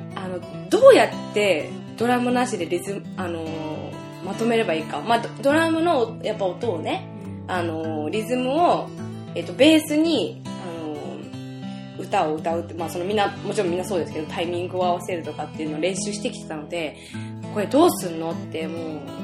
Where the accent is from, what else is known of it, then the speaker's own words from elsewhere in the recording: Sayama, Saitama, Japan; now in Yokohama, Japan; 私の地元はですねここ埼玉県狭山市なので、えー、所沢から本当すぐ近いところで生まれ育ったんですけれども今横浜に住んでまして